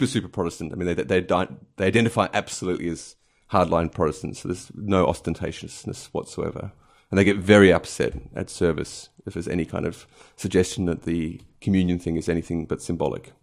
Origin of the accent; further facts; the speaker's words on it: Adelaide, South Australia, Australia; also born or lived in Chicago, United States; now in London, United Kingdom; at the age of 10 months, went to Adelaide with my family and uh, grew up there.